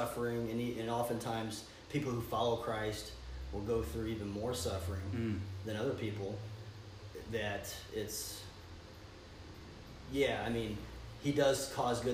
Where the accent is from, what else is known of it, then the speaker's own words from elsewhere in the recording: Staunton, Illinois, United States; I'm from Staunton, Illinois. A little town here in southern Illinois, yeah, the Midwest